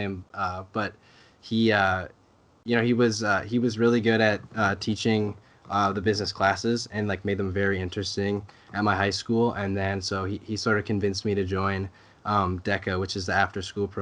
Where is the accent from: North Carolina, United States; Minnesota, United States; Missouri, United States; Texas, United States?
Minnesota, United States; Coon Rapids; I grew up in Coon Rapids, Minnesota, which is a little north of the Twin Cities area.